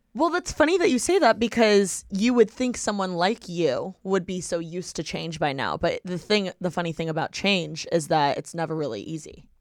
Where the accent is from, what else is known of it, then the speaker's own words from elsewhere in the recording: Bloomington, Indiana, United States; moved away; I was born and raised in Bloomington, Indiana